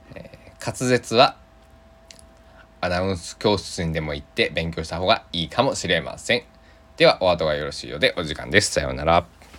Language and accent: Japanese; Kochi, Japan; 高知県の生まれなんで